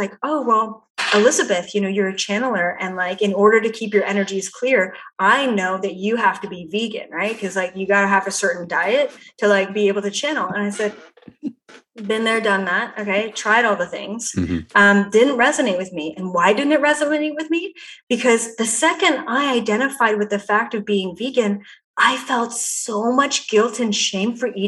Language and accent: English; Canada; I'm Canadian.